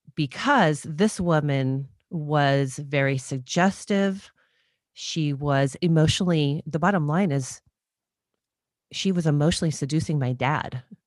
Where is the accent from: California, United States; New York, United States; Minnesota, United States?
California, United States; Southern; also born or lived in Redondo Beach, California; I grew up in Southern California and, um, went to college in Southern California